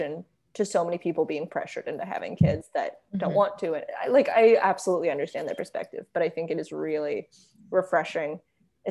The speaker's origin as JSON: {"language": "English", "country": "United States", "said": "my sister and I are American and our mom is not"}